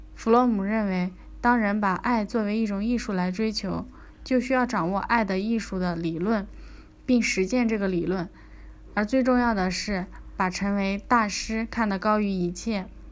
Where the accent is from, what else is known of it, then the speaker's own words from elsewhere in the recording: China; 我们中国人